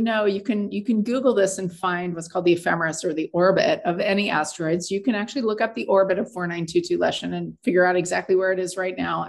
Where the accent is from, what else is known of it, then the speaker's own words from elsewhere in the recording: Tempe, Arizona, United States; moved away; I grew up in Arizona on the campus of Arizona State University